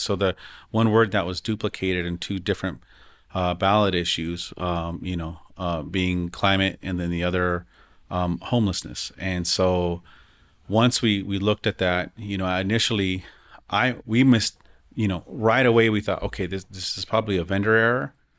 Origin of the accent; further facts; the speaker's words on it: Denver, Colorado, United States; growing up in the West Side